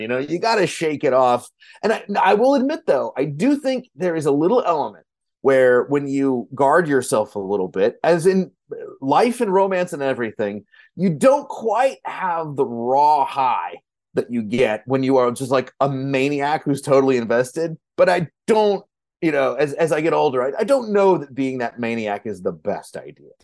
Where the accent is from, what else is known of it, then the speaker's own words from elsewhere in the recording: Kentucky, United States; now in Minneapolis, United States; I'm from Kentucky originally